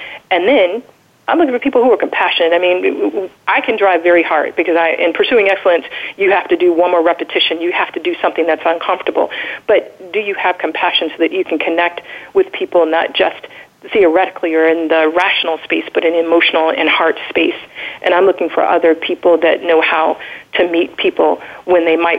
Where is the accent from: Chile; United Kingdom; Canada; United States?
United States; I'm the American